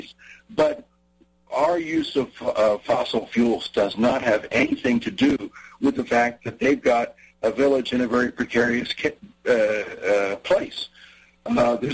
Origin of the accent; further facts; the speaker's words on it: New Jersey, United States; I grew up in New Jersey